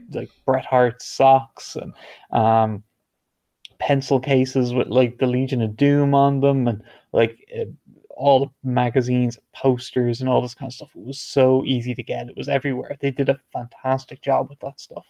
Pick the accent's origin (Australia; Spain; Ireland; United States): Ireland; I'm not from the UK, I am from Ireland